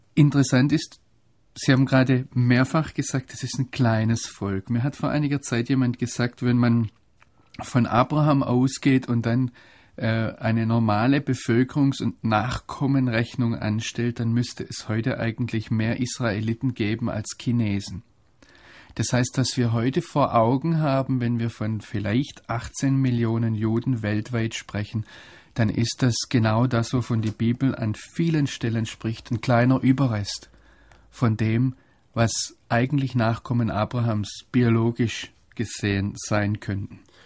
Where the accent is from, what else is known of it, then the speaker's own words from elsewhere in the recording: Germany; als Deutsche